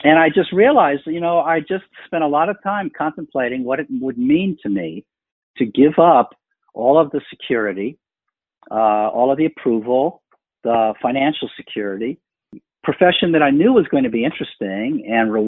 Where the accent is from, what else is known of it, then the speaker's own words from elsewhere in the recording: California, United States; moved away as an adult; growing up in California, I was working on Bobby Kennedy's presidential campaign